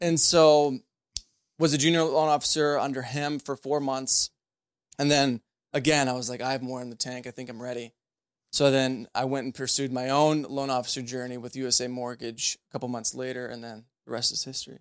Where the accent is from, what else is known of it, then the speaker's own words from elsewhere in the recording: St. Charles, Missouri, United States; born and raised in Saint Charles